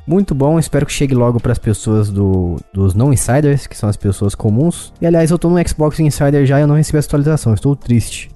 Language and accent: Portuguese; Brazil; eu sou brasileiro